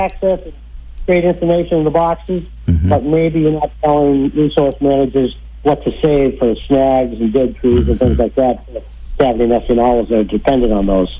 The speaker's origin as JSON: {"language": "English", "town": "Belmont", "region": "Massachusetts", "country": "United States", "tie": "born or raised there", "moved": "yes", "said": "I grew up in Massachusetts in Belmont"}